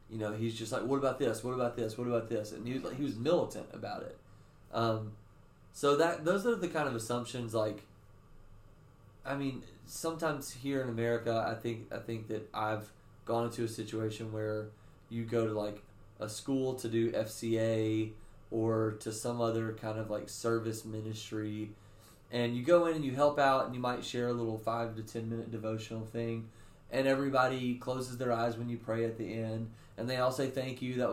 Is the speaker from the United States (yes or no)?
yes; the Bible Belt in the South, United States; I grew up in the Bible Belt in the mm-hmm. South